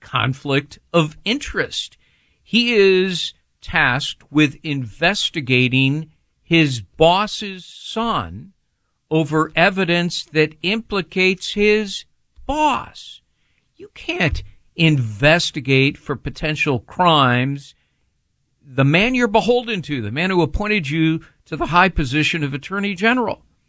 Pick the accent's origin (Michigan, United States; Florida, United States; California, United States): California, United States; my home state of California